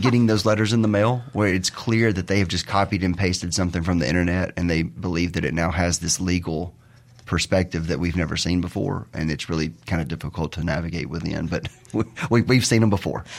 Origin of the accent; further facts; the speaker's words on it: Terry, Mississippi, United States; I'm from Mississippi, grew up in Terry, the thriving metropolis of Terry